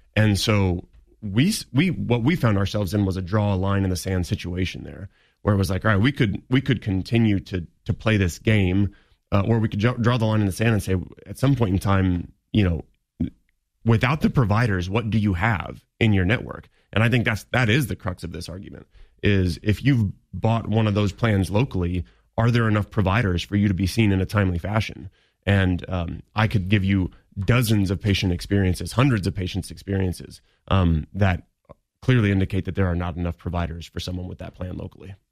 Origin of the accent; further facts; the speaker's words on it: Quincy, Illinois, United States; now in Springfield, United States; I come from the Quincy area